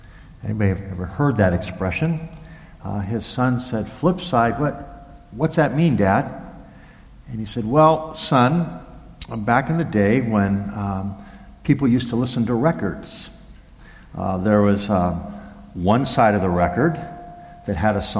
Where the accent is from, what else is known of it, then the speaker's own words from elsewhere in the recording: Los Angeles, California, United States; as a small boy growing up in Los Angeles